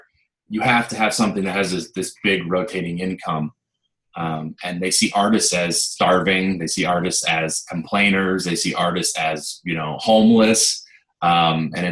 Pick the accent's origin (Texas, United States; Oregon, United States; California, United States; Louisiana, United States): Oregon, United States; The Dalles; I grew up here. Wasn't born here, but I've lived here. I'm 28, and I've lived here for 27 and a half years, so nice. It's my hometown.